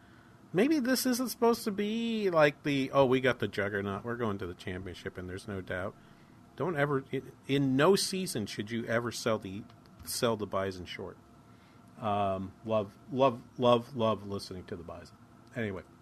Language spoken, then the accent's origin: English; New Hampshire, United States; now in Minnesota, United States; I grew up in New Hampshire